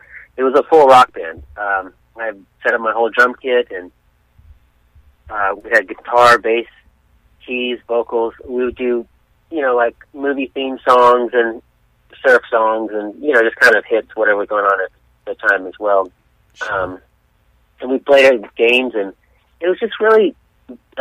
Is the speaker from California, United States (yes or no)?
yes; San Diego, California, United States; I'm from San Diego, born and raised there